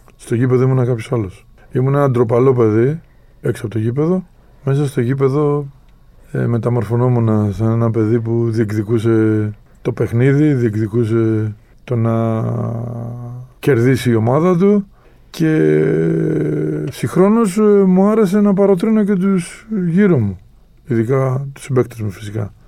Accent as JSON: {"language": "Greek", "country": "Greece", "said": "εμείς εδώ σαν, ε, σαν Έλληνες"}